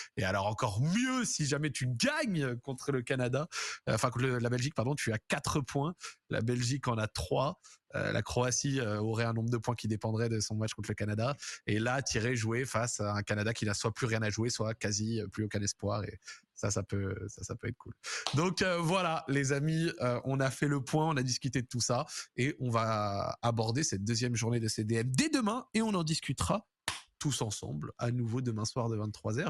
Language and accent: French; France; en tant que Français